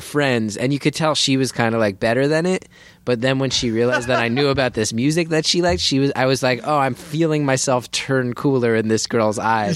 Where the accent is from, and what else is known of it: New Jersey, United States; born or raised there